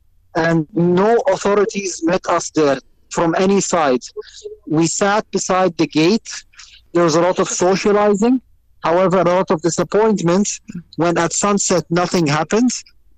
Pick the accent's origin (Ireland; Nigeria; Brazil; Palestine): Palestine; Jerusalem; My wife is originally from Gaza. I'm originally from Jerusalem.